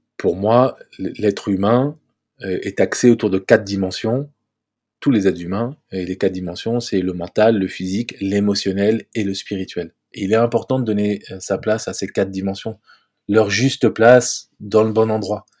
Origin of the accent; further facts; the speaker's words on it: Paris, Île-de-France, France; je vis à Paris, j'ai grandi à Paris